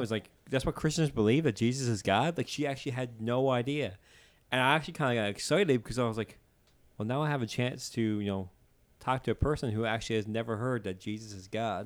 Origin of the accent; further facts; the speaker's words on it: Newfoundland and Labrador, Canada; accent: Newfoundland; as a Newfoundlander